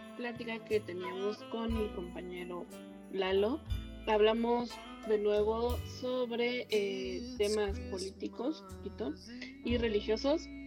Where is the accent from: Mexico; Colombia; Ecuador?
Mexico; soy mexicana